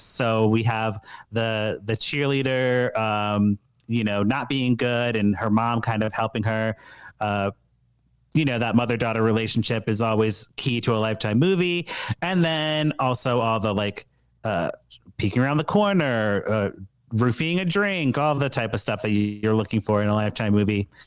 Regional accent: Chicago, Illinois, United States; Being a Chicagoan

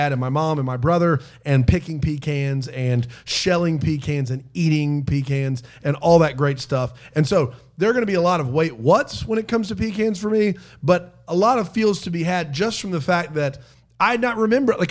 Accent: Hopkins, South Carolina, United States; moved away; I grew up in Hopkins, South Carolina

